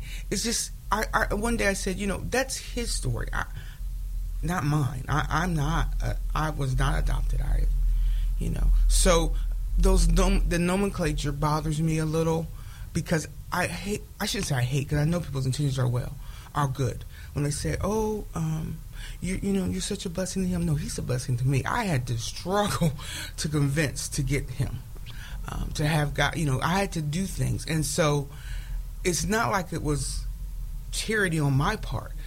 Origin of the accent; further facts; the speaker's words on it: Springfield, Ohio, United States; I'm from Springfield